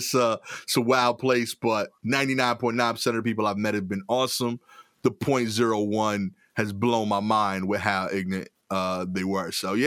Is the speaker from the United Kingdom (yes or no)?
no; New York City, New York, United States; accent: East New York; I couldn't enjoy the amazing food because of the ignorance that I had about my accent. I was very tight about it because East New York sounds cool.